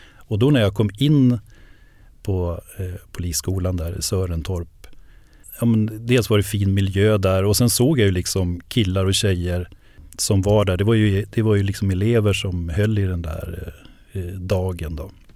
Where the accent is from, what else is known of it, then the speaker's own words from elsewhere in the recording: Enköping, Uppsala County, Sweden; eftersom jag kommer från Enköping, jag, jag bor ju där, jag är ju född och uppvuxen där